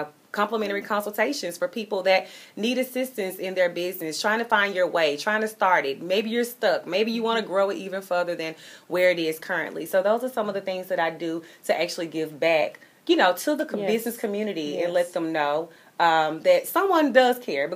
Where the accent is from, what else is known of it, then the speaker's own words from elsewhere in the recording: Memphis, Tennessee, United States; my hometown of Memphis, Tennessee